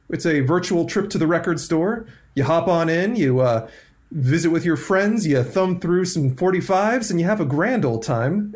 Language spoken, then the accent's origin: English; Pacific Northwest, United States; I grew up in the Pacific Northwest